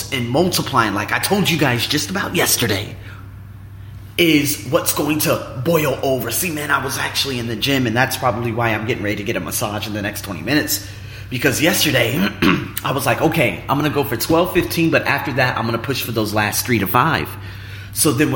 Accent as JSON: {"language": "English", "country": "United States", "moved": "as an adult", "lives_now": "Thailand"}